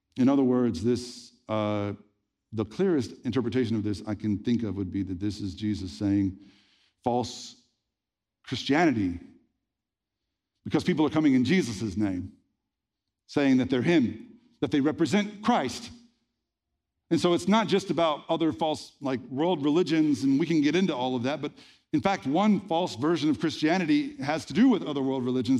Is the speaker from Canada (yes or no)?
no; the Bible Belt, United States; I grew up in the Bible Belt in the eighties and nineties